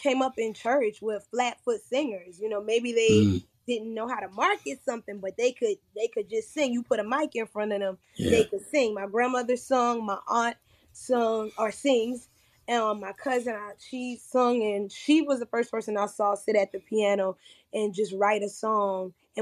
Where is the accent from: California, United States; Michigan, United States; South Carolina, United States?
South Carolina, United States; Andrews; I'm from Andrews, South Carolina, and I grew up singing in church